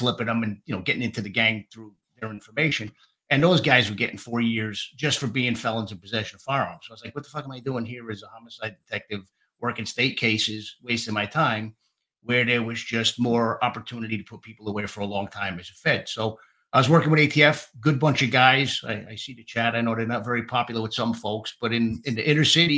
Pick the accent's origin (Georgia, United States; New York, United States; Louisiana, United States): New York, United States; Yonkers; born and raised in Yonkers